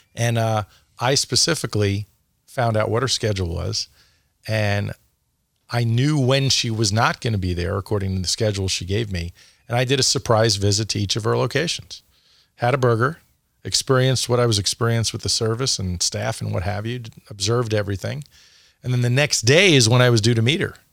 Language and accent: English; New York City, New York, United States; moved away as an adult; also born or lived in Phoenix; I grew up in New York, and, uh, Dad was on Wall Street